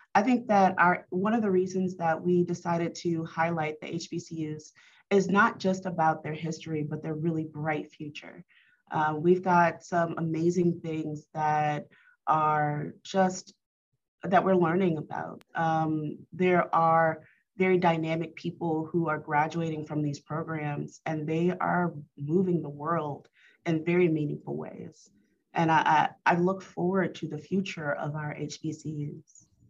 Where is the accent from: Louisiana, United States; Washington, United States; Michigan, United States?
Louisiana, United States; Baker; I grew up in Baton Rouge. Uh, well, actually Baker, right out of Baton Rouge.